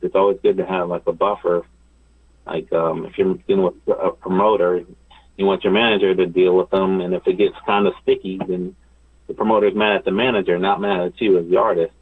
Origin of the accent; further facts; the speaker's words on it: Ohio, United States; now in Los Angeles, United States; I'm I'm from Ohio originally